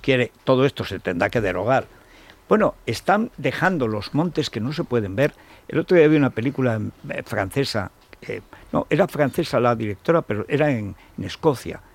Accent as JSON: {"language": "Spanish", "region": "Aragon", "country": "Spain", "said": "como estoy sufriendo yo en mi pueblo y en todo Aragón"}